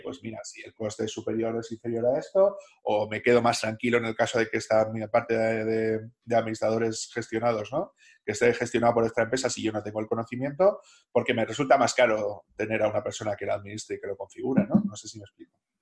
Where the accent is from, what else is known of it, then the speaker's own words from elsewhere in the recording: Salamanca, Castile and León, Spain; moved away; also born or lived in Basque Country; yo soy de Salamanca, pero como he pasado mucho tiempo en País Vasco